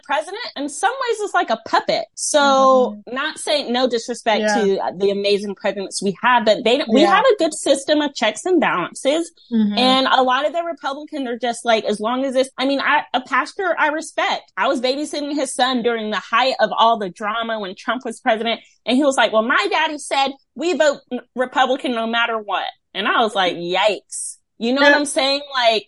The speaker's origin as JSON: {"language": "English", "country": "United States", "said": "as an American"}